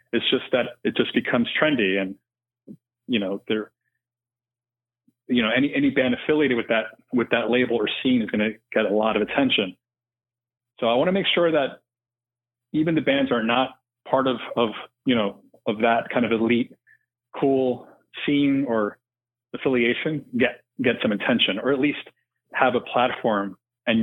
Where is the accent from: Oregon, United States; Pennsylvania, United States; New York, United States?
New York, United States; New York City; now in Los Angeles, United States; I'm not from LA originally. I grew up in New York City, but I've made some really good friends out here in the years we've lived here.